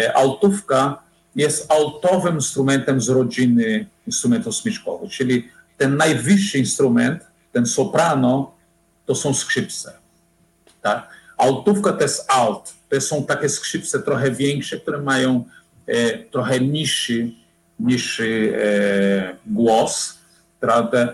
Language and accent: Polish; Fortaleza, Ceará, Brazil; Polish is a second language; moved away as an adult; also born or lived in Łódź, Poland; now in Poland; Ja pochodzę z, z rodziny średniej klasy w Brazylii